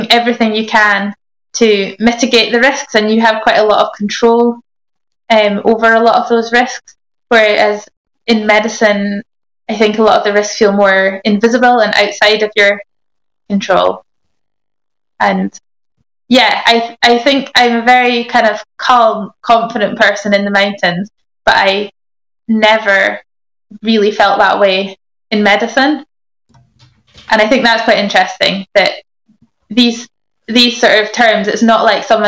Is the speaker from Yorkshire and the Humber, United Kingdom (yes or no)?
no; Inverness, Scotland, United Kingdom; I grew up in Inverness